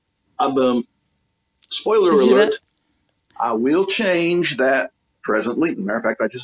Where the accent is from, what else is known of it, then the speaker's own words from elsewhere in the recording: Lake City, Florida, United States; I'm from North Florida, specifically Lake City, Florida.